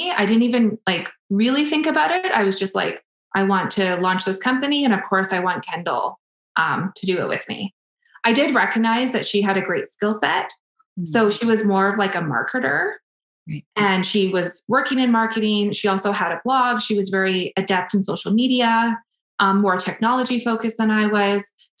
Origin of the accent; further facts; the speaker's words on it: Prince George, British Columbia, Canada; moved away as an adult; now in Edmonton, Canada; I came to Edmonton. So I moved from Prince George to Edmonton for university.